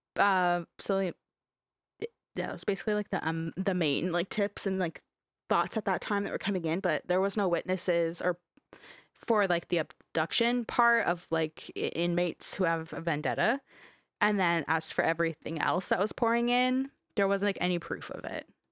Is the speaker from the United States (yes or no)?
no; Canada; we're fucking Canadian